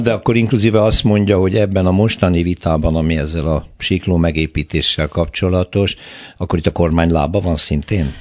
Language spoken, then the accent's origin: Hungarian; Hódmezővásárhely, Csongrád-Csanád, Hungary; én hódmezővásárhelyről származom